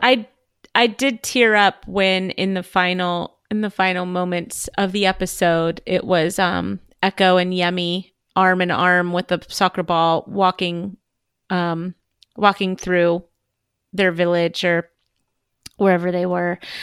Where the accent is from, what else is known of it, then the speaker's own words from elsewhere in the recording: Southern California, United States; I am from Southern California